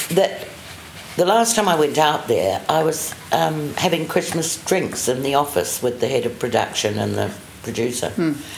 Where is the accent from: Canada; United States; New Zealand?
New Zealand; accent: RP; moved away as an adult; also born or lived in London, United Kingdom; I'm from New Zealand.